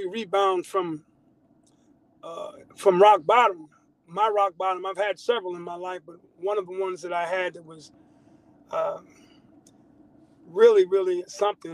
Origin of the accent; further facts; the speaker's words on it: Long Island, New York, United States; now in Georgia, United States; I'm originally from New York. I'm from Long Island, New York